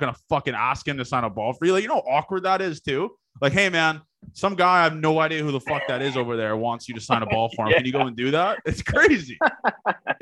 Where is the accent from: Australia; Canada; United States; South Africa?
Canada; I'm Canadian